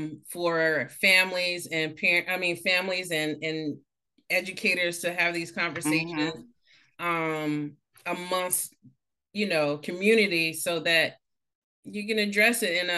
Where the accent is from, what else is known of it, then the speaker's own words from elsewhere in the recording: Greensboro, North Carolina, United States; also born or lived in Boston; now in Maryland, United States; I'm from North Carolina. I'm from Greensboro.